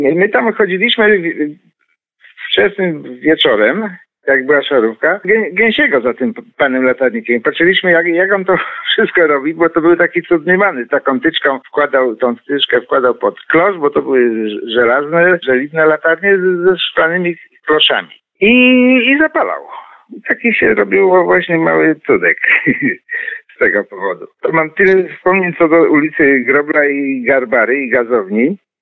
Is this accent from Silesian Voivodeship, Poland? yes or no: no; Poznań, Greater Poland, Poland; ja się urodziłem w roku 50 i tam mieszkaliśmy do roku 57. Czyli jako dzieciak, taki 5, 6, 7 latek doskonale pamiętam te ulice